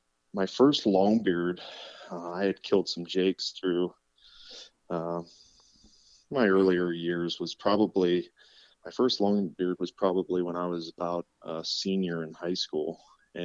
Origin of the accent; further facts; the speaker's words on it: Clearfield County, Pennsylvania, United States; I grew up here in Clearfield County and still reside about 5 miles away from where I grew up.